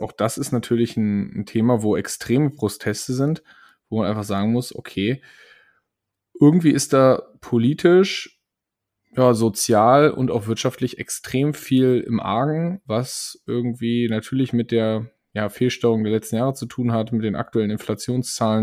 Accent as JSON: {"language": "German", "country": "Germany", "said": "als Deutsche"}